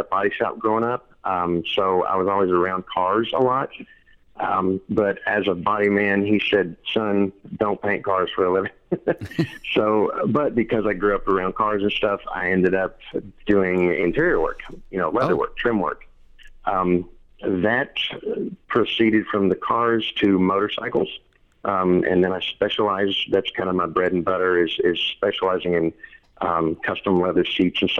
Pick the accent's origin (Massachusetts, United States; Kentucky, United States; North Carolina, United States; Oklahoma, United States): Kentucky, United States; rural eastern; moved away as an adult; also born or lived in Lexington, Kentucky; now in Florida, United States; I grew up in rural eastern Kentucky, so I have my hillbilly bona fides. but I've lived my whole adult life in Lexington, Kentucky.